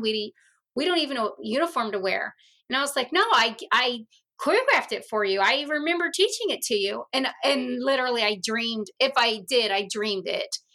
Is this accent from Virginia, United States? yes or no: yes; Virginia, United States; I grew up in Virginia, and we had the mosquito man.